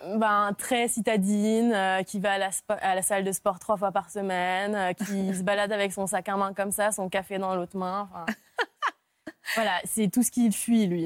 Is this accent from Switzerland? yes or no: no; Nantes, Pays de la Loire, France; also born or lived in Hungary / Lille / Paris / south of France; J'ai grandi en Hongrie et quand je suis arrivée en France, j'avais 9 ans et j'ai grandi, j'ai continué de grandir du coup à Nantes